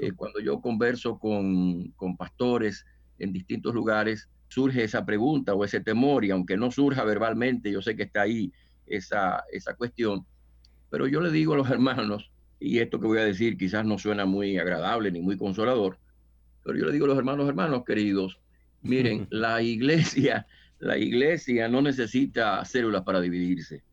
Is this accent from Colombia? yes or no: no; Dominican Republic; moved away as an adult; now in New York, United States; en República Dominicana, de donde soy oriundo